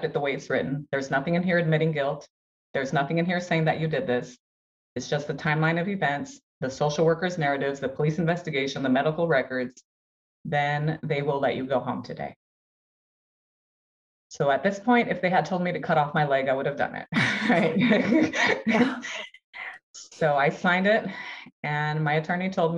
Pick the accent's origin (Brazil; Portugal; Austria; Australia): Brazil; now in United States; I'm from Brazil. My whole family was in Brazil.